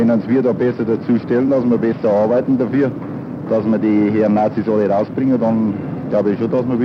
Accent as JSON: {"language": "German", "country": "Germany", "said": "was wir als Deutsche"}